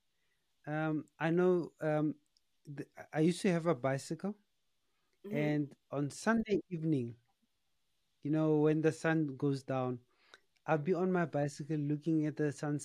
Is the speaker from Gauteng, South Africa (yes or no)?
yes; Pretoria, Gauteng, South Africa; I'm coming from Pretoria